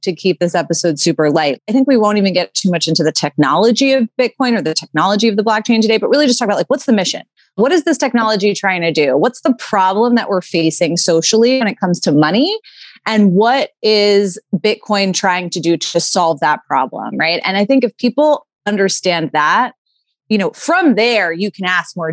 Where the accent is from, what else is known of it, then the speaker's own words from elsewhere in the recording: New York City, New York, United States; I grew up in New York City